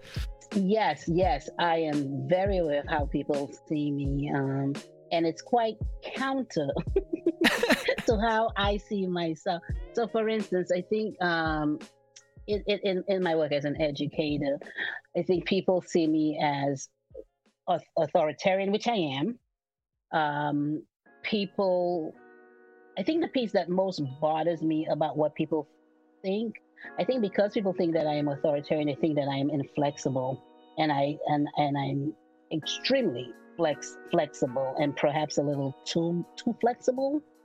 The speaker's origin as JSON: {"language": "English", "town": "New York City", "region": "New York", "country": "United States", "tie": "born or raised there", "also_born_or_lived": "St. Lucia", "moved": "as an adult", "lives_now": "Bay Area, United States", "said": "I immigrated to New York City um, at the age of seven. And I grew up in New York City"}